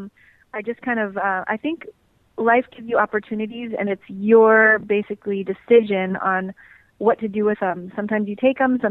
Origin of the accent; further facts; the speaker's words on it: California, United States; I'm originally from California